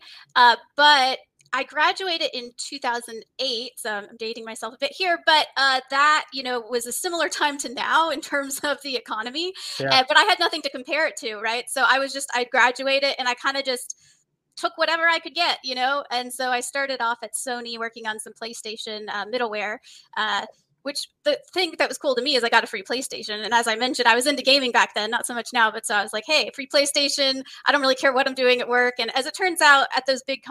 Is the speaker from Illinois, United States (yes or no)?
no; Texas, United States; moved away as an adult; also born or lived in California / Mountain View, California; now in San Diego, United States; I was born in California, but when I was two, we moved to Texas. So I actually spent my formative years in Texas